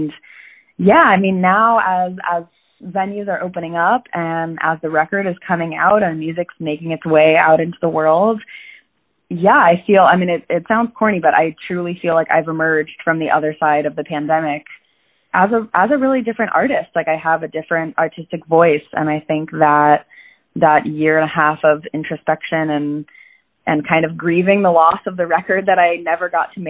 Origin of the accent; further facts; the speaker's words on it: Falls Church, Virginia, United States; now in New York City, United States; I grew up in Falls Church, Virginia, which is right outside of D.C.